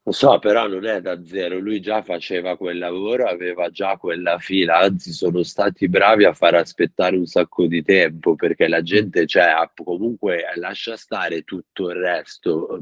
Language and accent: Italian; Milan, Lombardy, Italy; moved away as an adult; also born or lived in Rome; Io son di Milano, ho vissuto quattordici anni a Roma, ora sono ritornato a Milano